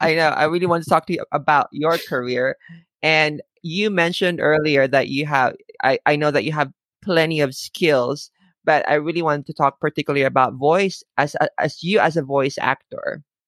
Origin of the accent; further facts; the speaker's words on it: Philippines; moved away; I grew up in the Philippines